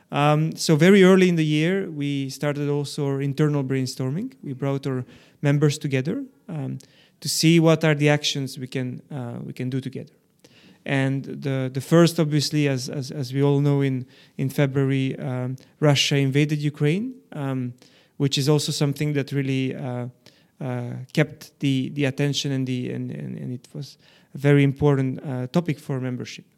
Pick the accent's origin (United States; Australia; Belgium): Belgium; growing up in Belgium, this other layer to, to the identity, uh, kind of, um, uh, was, was added up